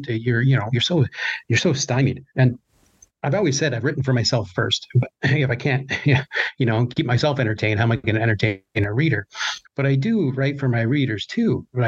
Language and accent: English; Canada; I'm Canadian